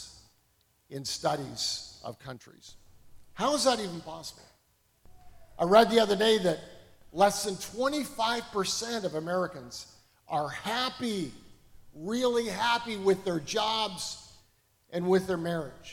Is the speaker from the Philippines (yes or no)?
no; Canada; moved away as an adult; now in United States; I grew up in Canada.